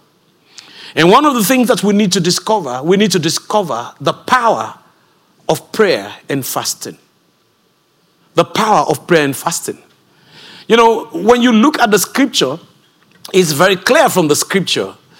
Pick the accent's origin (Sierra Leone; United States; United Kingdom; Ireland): Sierra Leone; I come from Sierra Leone, West Africa